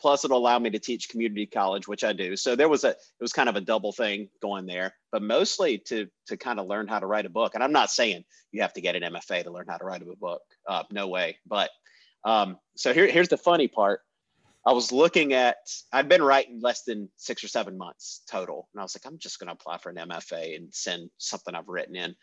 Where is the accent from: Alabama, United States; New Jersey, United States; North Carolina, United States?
North Carolina, United States; Randolph County; also born or lived in High Point, North Carolina; I was born in Randolph County